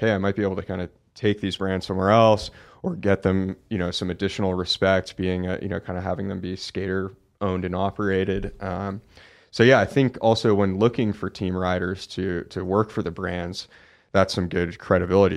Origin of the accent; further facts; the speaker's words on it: Oakland, California, United States; I grew up in Oakland, California, so a pretty big, you know, city.